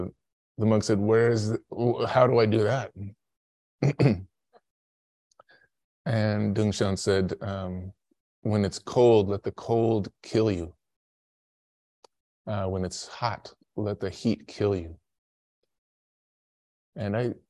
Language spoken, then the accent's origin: English; Chicago, Illinois, United States; I was like 11 years old, and I grew up in Chicago, and so it was cold winters.